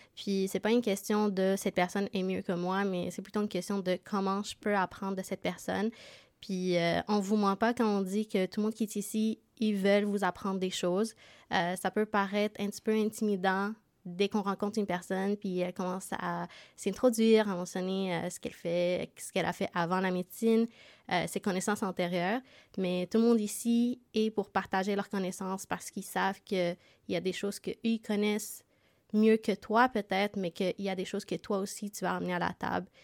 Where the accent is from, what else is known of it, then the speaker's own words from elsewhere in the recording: Montreal, Quebec, Canada; moved away as an adult; now in Sherbrooke, Canada; Moi aussi, j'ai déménagé à Sherbrooke. je viens de Montréal